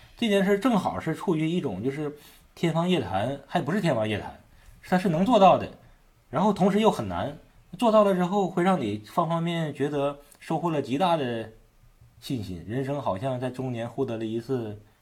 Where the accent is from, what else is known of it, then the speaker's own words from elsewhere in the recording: Shenyang, Liaoning, China; 你显得我们沈阳人都是酒蒙子